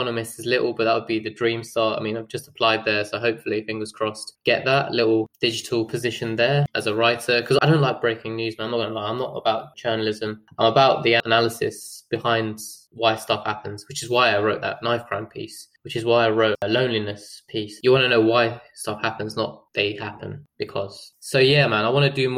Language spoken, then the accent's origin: English; Ilford, London, United Kingdom; also born or lived in Durham